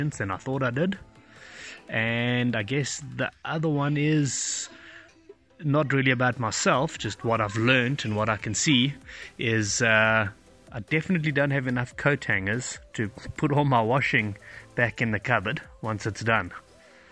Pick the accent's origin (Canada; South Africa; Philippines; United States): South Africa; I'm from South Africa.